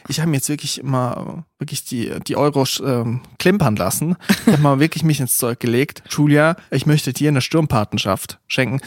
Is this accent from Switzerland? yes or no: yes; Switzerland; now in Germany; Also ich bin in der Schweiz aufgewachsen, habe aber einfach ein Teil Familie aus Österreich